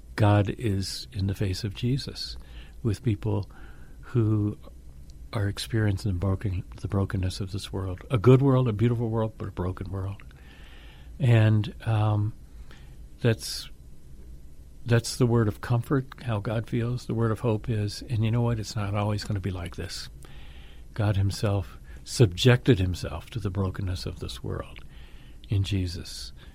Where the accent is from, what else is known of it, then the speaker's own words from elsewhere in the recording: Atlanta, Georgia, United States; grew up in Atlanta, Georgia